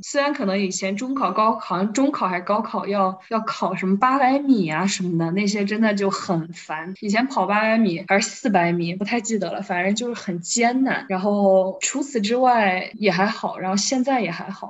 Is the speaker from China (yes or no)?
yes; Wuhan, Hubei, China; 我是武汉人嘛，然后我们这边儿其实夏天有些时候经常会发发水什么的